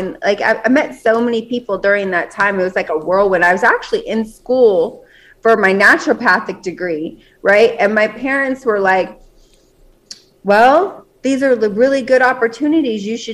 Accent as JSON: {"language": "English", "town": "Las Vegas", "region": "Nevada", "country": "United States", "tie": "born or raised there", "said": "I was born and raised in Las Vegas."}